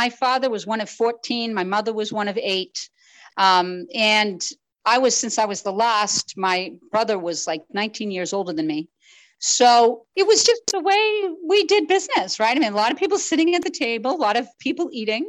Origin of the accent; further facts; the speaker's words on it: Andover, Massachusetts, United States; I grew up the last of eight children in Andover, Massachusetts.